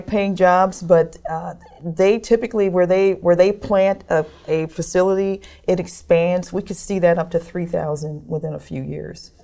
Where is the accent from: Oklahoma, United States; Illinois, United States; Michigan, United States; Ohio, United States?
Michigan, United States; Detroit; now in Kentucky, United States; I was growing up in Detroit